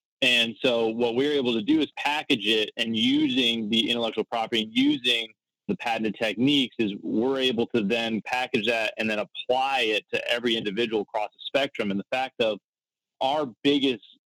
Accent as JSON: {"language": "English", "region": "Florida", "country": "United States", "tie": "born or raised there", "said": "I'm actually born and raised in Florida"}